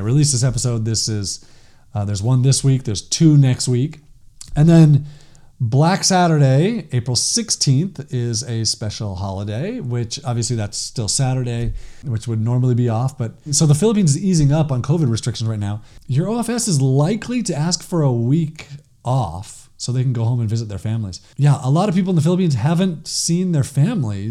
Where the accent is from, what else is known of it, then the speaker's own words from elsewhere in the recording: Los Angeles, California, United States; moved away; growing up in Los Angeles